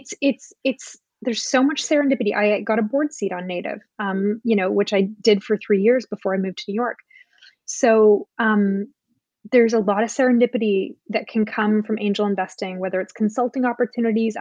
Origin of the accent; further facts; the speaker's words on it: Canada; now in United States; I'm an immigrant to the US. I come from Canada.